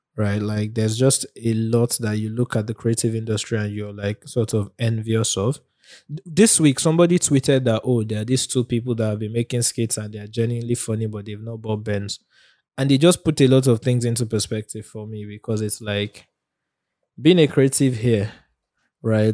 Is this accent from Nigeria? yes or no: yes; Nigeria; being a Nigerian